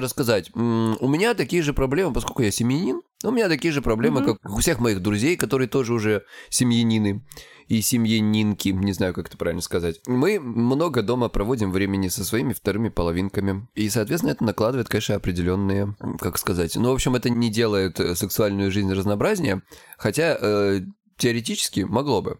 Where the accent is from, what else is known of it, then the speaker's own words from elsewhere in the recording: Krasnodar Krai, Russia; я с Кубани